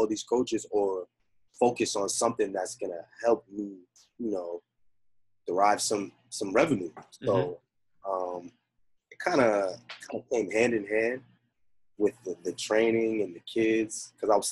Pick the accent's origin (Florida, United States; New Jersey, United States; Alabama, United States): New Jersey, United States; also born or lived in Bronx, New York; I was born in the Bronx, raised in Jersey